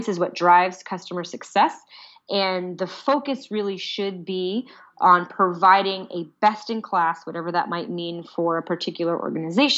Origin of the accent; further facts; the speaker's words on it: United States; I'm clearly an American